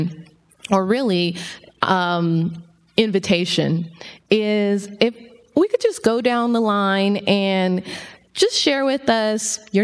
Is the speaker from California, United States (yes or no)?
yes; Los Angeles, California, United States; I'm from South Central LA.